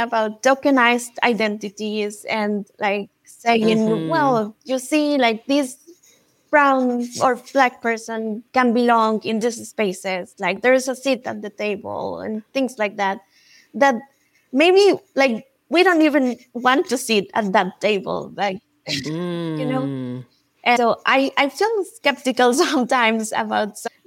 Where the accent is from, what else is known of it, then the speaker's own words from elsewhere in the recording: Mexico; also born or lived in United States; I grew up in Mexico and I lived in the United States